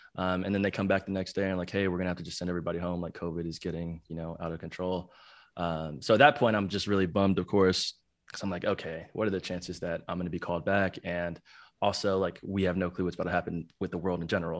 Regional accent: Plano, Texas, United States; also born or lived in Chicago, Illinois; I grew up in Dallas, though, um, the suburbs of Dallas and Plano, Texas.

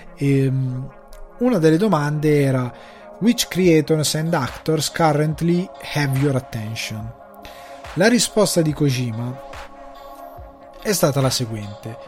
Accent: Italy; now in Dublin, Ireland; il cinema di provincia come quello del mio paese che è gestito dalla parrocchia

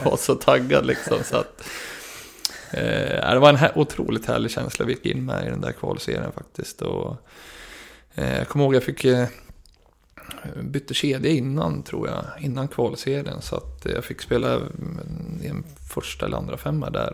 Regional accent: Gävle, Gävleborg County, Sweden; jag var kapten för Brynäs IF, lag i mitt hjärta, i min hemstad

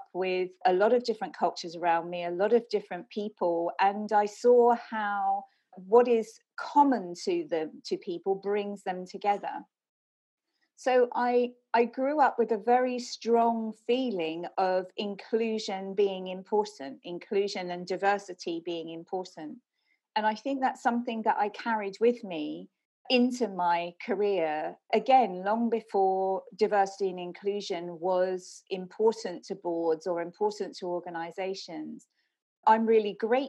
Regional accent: London, United Kingdom; I was born in Brixton in south of London

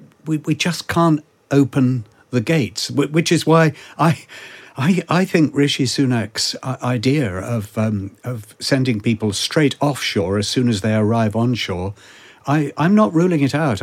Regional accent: United Kingdom; Being British, I did the usual thing and took absolutely no notice and pretended it wasn't happening and carried on walking.

